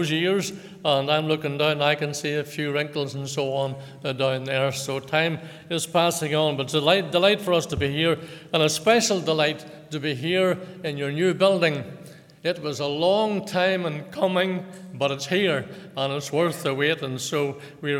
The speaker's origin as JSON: {"language": "English", "town": "Lisburn", "region": "Northern Ireland", "country": "United Kingdom", "tie": "born or raised there", "said": "I was born in Lagan Valley Hospital in Lisburn in 1936"}